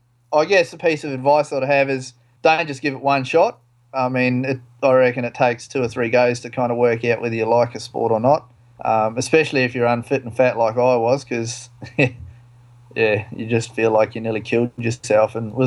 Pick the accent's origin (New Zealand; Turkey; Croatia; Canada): New Zealand; now in Australia; I am a Kiwi, so I've never found North Queensland cold, so I've never had a wetsuit.